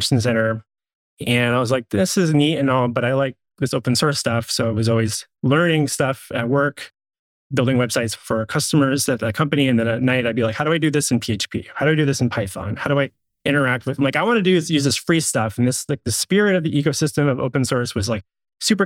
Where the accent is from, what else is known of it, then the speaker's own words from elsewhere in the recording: California, United States; moved away as an adult; now in Portland, United States; I grew up in California. I moved to Portland in the summer of 2000